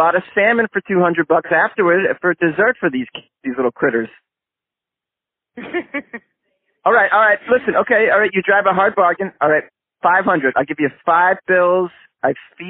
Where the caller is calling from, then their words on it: Los Angeles, California, United States; I'm calling from Los Angeles, long distance.